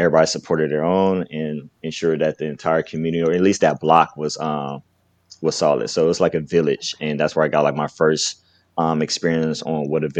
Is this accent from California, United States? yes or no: yes; Carson, California, United States; I'm from Carson, California, born and raised